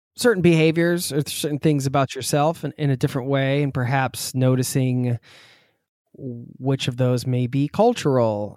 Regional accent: East Coast, United States; I'm from the East Coast

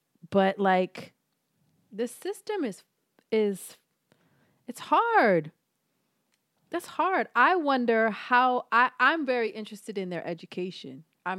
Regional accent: Philadelphia, Pennsylvania, United States; But again, I'm from Philly

